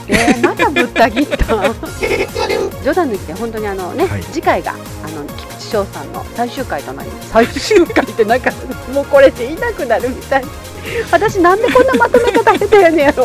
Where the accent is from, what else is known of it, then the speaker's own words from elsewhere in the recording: Kansai, Japan; 関西デュオでお届けいたしました